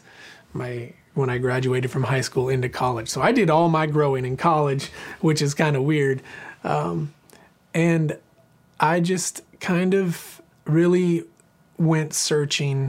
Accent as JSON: {"language": "English", "region": "Southern Oregon", "country": "United States", "tie": "born or raised there", "also_born_or_lived": "Boise, Idaho", "moved": "as an adult", "lives_now": "Franklin, Tennessee, United States", "said": "I was born and raised in a little farming community in Southern Oregon, about 10 miles from the California border"}